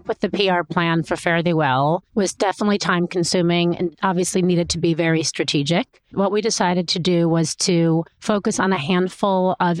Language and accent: English; Chicago, Illinois, United States; I grew up in Chicago